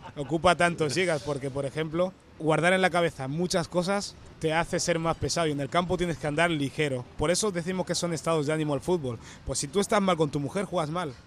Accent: Barcelona, Catalonia, Spain; also born or lived in Equatorial Guinea / Canary Islands; vivimos en Canarias a los 9 años que vine a Barcelona

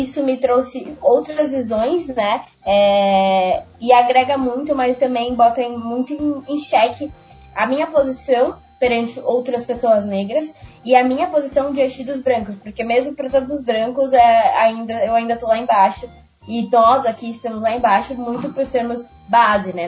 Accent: Brazil; eu vivi num, num bairro periférico, né, na Zona Leste, fundo da Zona Leste

